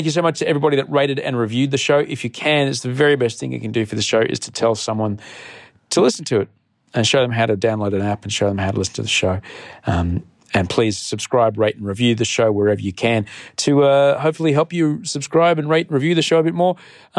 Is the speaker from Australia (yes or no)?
yes; Australia; Hi. I'm Australian.